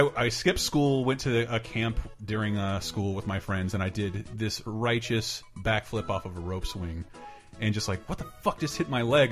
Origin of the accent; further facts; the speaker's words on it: Tallahassee, Florida, United States; moved away as an adult; Tallahassee, born and raised. First quarter of a century of my life spent in Tallahassee, Florida